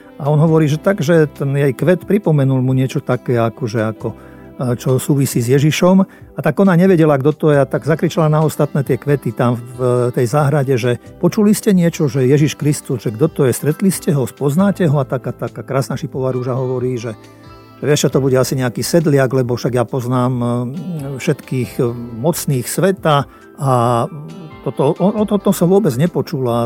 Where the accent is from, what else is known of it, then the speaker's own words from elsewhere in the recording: Slovakia; sme Slováci aj štedrí